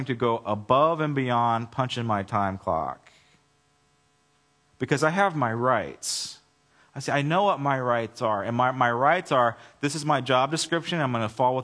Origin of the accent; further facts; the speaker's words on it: United States; I'm an American